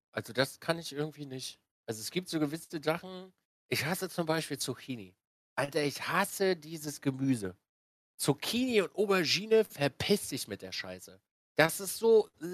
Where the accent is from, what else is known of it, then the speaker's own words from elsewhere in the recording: Binz, Mecklenburg-Vorpommern, Germany; moved away as an adult; also born or lived in Wismar; bin dann runter oh, nach Binz an die Ostsee